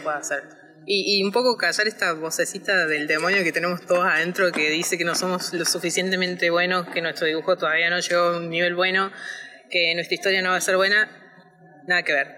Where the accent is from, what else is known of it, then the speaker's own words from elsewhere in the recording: Córdoba, Argentina; yo soy de Córdoba